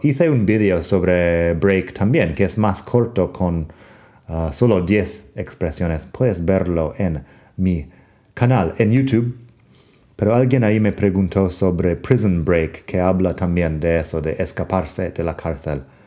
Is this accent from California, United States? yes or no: no; Arizona, United States; Spanish is a second language; soy de Arizona en Estados Unidos